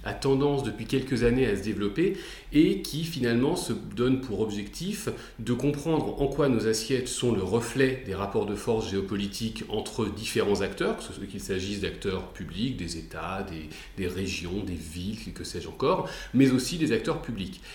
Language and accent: French; France; on est en France, euh, on est français